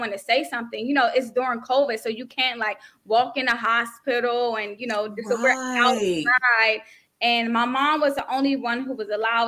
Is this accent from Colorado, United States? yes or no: no; Siler City, North Carolina, United States; now in Maryland, United States; I'm originally from North Carolina. Right now I'm in Maryland near Washington, D.C.